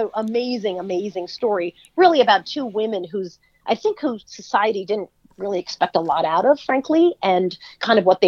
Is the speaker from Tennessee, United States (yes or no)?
no; Long Island, New York, United States; I grew up in Long Island